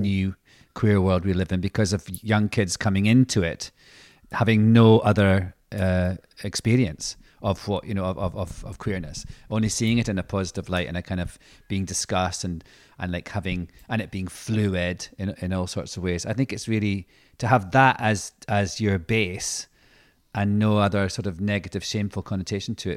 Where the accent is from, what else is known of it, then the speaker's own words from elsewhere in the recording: Scotland, United Kingdom; being Scottish